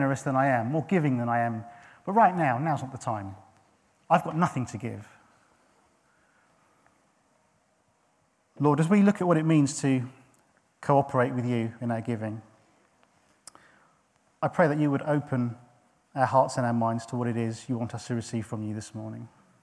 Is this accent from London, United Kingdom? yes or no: no; St Albans, East of England, United Kingdom; I was born in St Albans